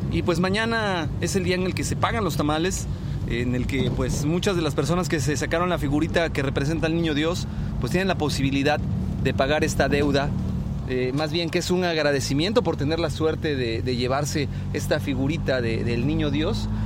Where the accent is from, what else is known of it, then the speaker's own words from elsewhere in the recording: Mexico; a nosotros como mexicanos